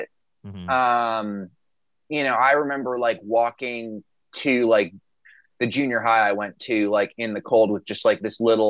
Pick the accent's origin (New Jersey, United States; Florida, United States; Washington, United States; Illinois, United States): Illinois, United States; suburban Chicago; I grew up in a suburb that's like not too far out of the city.